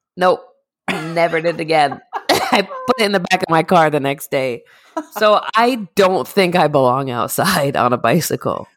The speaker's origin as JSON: {"language": "English", "region": "Northeast", "country": "United States", "said": "we're from the Northeast."}